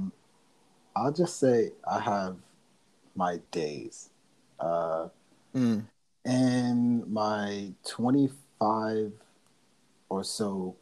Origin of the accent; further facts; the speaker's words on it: New York City, New York, United States; I'm not from Holland, because, you know, there's a Brooklyn in the Netherlands. Not from that one, right? I'm from I'm from the colony